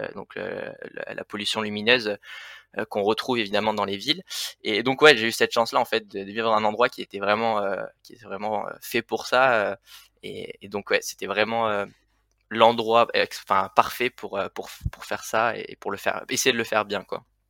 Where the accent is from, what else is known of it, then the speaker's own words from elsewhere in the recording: Le Vigan, Occitania, France; moved away as an adult; now in Annecy, France; moi je suis originaire donc du sud des Cévennes, voilà donc à côté du Vigan, une petite ville